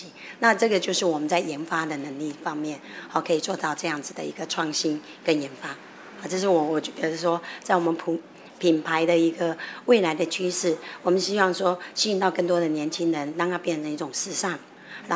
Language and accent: Chinese; Taiwan; 我们也做了一些台湾的一些食材放进去哦，然后一些 flavor 很适合我们台湾人